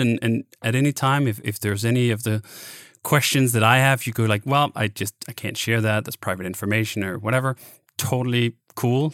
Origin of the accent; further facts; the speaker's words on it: Denmark; now in United States; I grew up in in Denmark